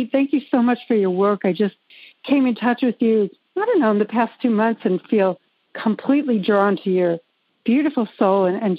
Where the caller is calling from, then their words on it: North Carolina, United States; Um, North Carolina, not too far from you.